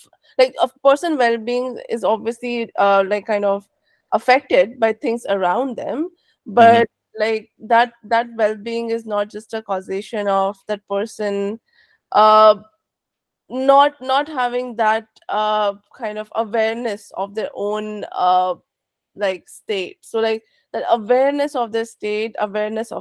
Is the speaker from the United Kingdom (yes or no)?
no; India; now in San Francisco Bay Area, United States; I am an immigrant. I was born and raised in India.